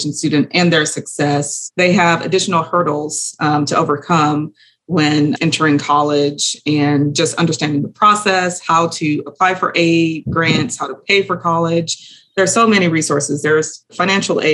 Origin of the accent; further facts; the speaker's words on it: Houston, Texas, United States; I am from Houston, Texas, from a low socioeconomic status